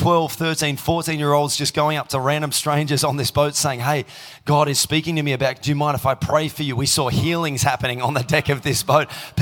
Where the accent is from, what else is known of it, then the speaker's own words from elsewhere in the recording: Tasmania, Australia; now in Melbourne, Australia; I grew up in Tassie